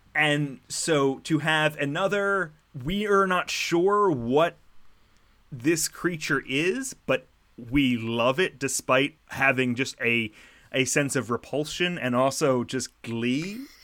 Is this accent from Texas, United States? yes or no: no; Philadelphia, Pennsylvania, United States; as a Philadelphian